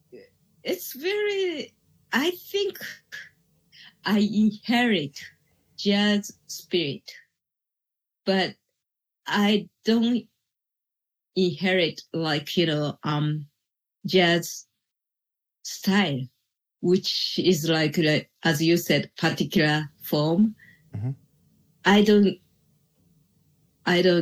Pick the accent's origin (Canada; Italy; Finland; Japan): Japan; English is a second language; I was born in Japan and I was grow up in here